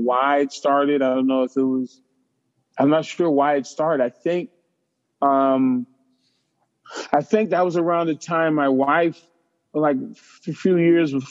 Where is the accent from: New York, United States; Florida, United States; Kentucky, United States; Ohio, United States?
New York, United States; I grew up in Harlem, 105th Street